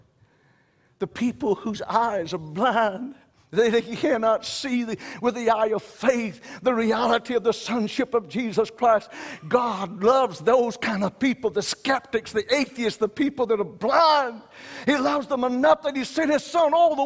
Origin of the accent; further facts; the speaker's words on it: Wayne County, the South, United States; I know I'm from the South. I was raised in Wayne County